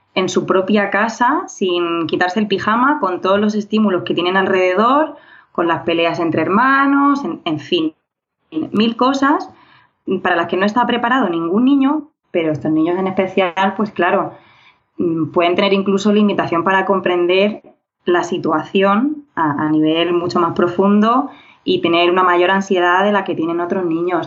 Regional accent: Region of Murcia, Spain; now in Madrid, Spain; soy murciana y madrileña adoptiva

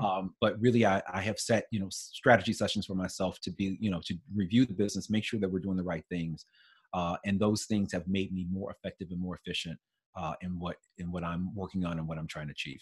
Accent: St. Louis, Missouri, United States; moved away; I'm originally from St. Louis

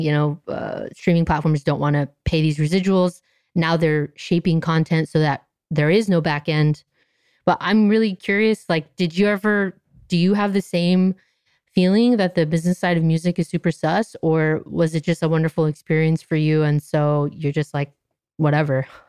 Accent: Anaheim, California, United States; I grew up in Anaheim

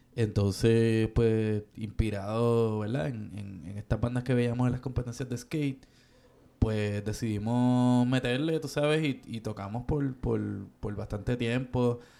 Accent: Caguas, Puerto Rico; moved away; yo en mi pueblo de Cagua

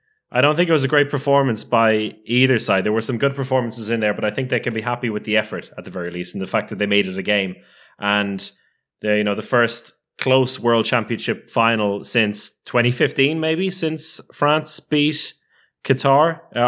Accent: Ireland; I think my experience as an Irish handball international has allowed me to get used to defeat and take it with grace.

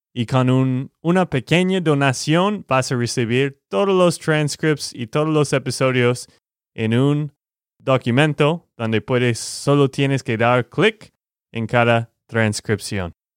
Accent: Texas, United States; de Texas, Estados Unidos

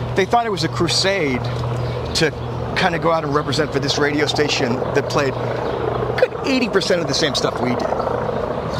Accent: Cambridge, Massachusetts, United States; I grew up in Cambridge, Massachusetts

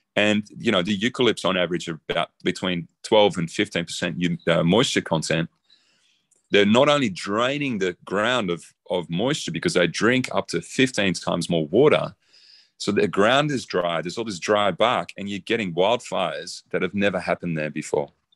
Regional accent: Australia; I'm Australian.

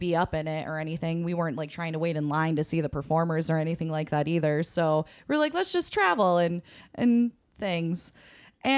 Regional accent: Minnesota, United States; We're here from Minnesota

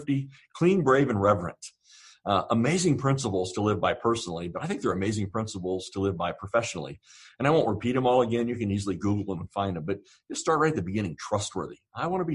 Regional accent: Southern Ohio, United States; I grew up actually in Southern Ohio

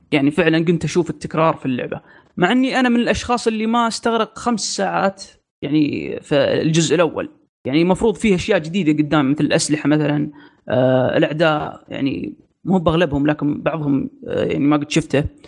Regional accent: Saudi Arabia; عندنا في السعوديه

